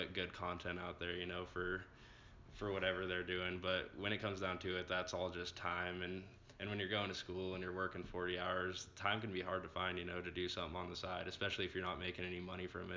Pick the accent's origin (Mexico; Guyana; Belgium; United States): United States; Longmont, Colorado; I'm from Longmont, Colorado, a town near Denver